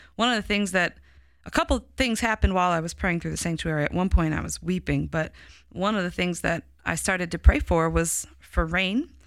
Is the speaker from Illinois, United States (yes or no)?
yes; Chicago, Illinois, United States; accent: Chicago; my Chicago accent